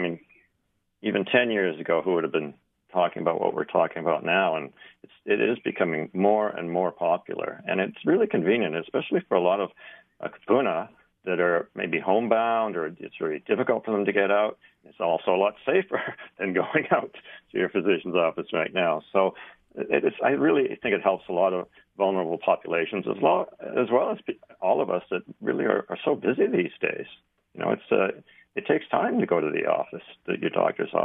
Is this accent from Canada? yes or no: yes; Canada; now in Hawaii, United States; I grew up in Canada